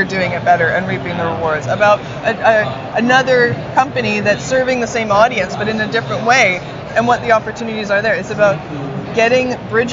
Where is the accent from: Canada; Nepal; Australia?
Canada; I'm Canadian